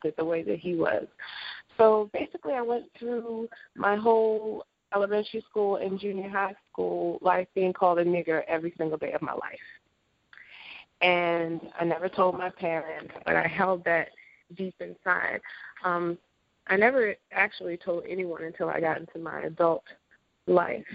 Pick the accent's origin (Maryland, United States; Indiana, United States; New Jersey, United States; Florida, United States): Maryland, United States; Baltimore; moved away as an adult; also born or lived in Europe / Japan; I was raised in Baltimore